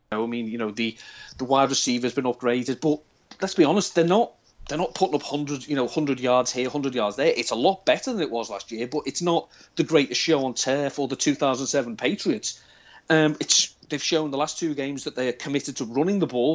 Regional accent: Liverpool, North West England, United Kingdom; accent: Scouse; I'm from Liverpool, but I don't have the classic Scouse accent, as it were. But the further away from Liverpool I get, the more Scouse I sound.

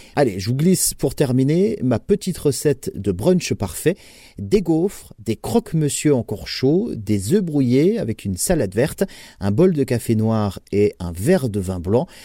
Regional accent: France; chez nous, en France

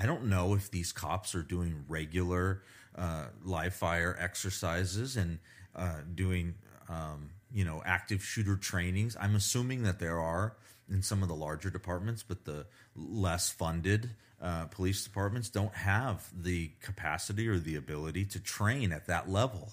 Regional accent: United States; I'm an American

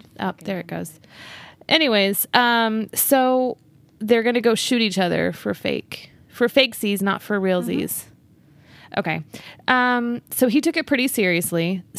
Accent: Texas, United States; I'm from Texas.

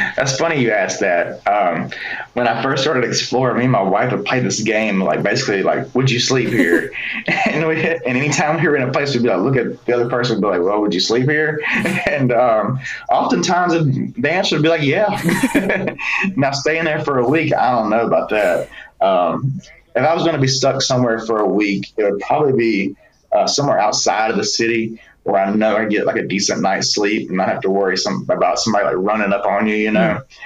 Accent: Birmingham, Alabama, United States; growing up in Birmingham

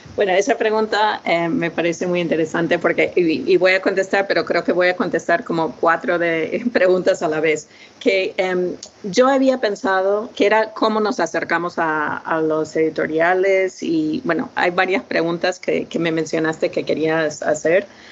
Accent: United States; first language English; Spanish is a second language; yo soy de Estados Unidos, me crié hablando solamente inglés

